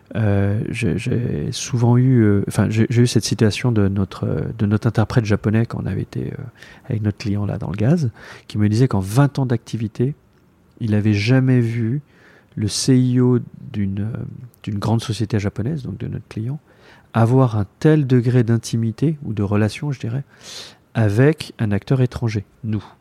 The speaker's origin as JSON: {"language": "French", "town": "Paris", "region": "Île-de-France", "country": "France", "tie": "born or raised there", "moved": "as an adult", "lives_now": "Taipei, Taiwan", "said": "je suis né à Paris"}